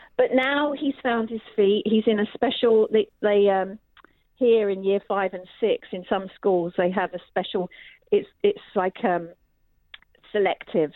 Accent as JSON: {"language": "English", "area": "Essex", "region": "East of England", "country": "United Kingdom", "tie": "born or raised there", "also_born_or_lived": "Edinburgh, Scotland", "said": "we moved down from Edinburgh to Essex when I was nearly eight"}